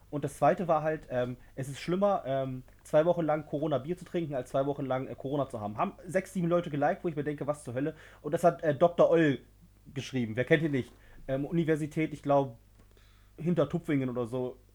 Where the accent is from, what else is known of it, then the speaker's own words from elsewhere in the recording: Harz, Germany; aus unserer Heimat, also aus meiner Heimat, wo ich auch immer noch wohne, aufgefallen ist, dass das ist halt, ähm, wir kommen ja aus dem Harz, so viel können wir sagen